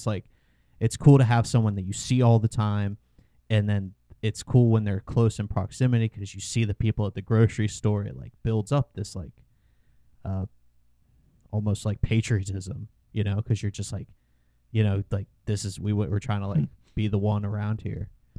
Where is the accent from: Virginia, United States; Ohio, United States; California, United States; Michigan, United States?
Virginia, United States; Culpeper; born or raised there